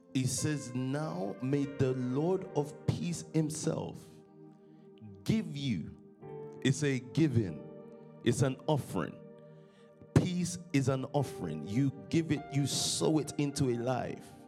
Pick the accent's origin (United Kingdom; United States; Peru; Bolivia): United Kingdom; London; from Stockwell, born in London, um, 1990.